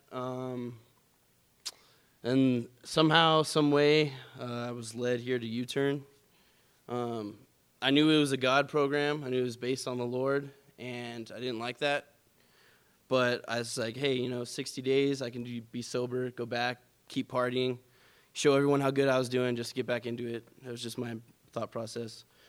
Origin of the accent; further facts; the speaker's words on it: California, United States; moved away; born and raised in California